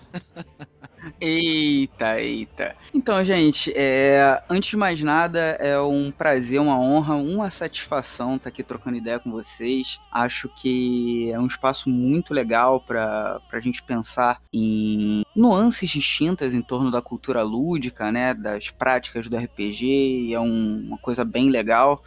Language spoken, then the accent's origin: Portuguese; Rio de Janeiro, Brazil; accent: carioca; Eu sou um carioca, é, negro, suburbano, periférico da Zona Norte, aqui no Complexo do Alemão, no Rio de Janeiro